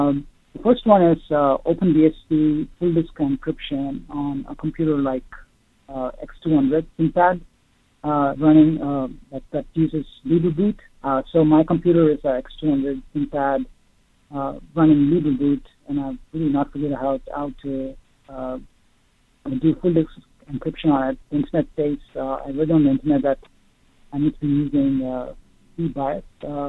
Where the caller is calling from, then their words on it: Ohio, United States; I'm calling from Ohio.